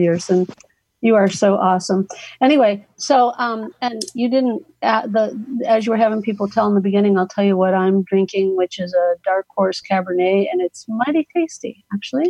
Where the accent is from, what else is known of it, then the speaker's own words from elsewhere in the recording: Cincinnati, Ohio, United States; moved away as an adult; now in Florida, United States; I am from Cincinnati